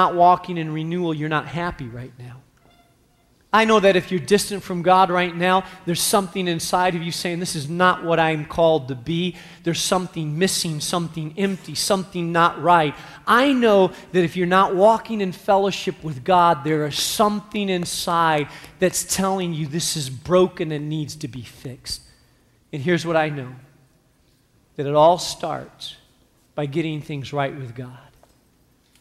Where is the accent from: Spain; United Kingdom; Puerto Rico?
Spain; now in Chicago, United States; I grew up in Spain.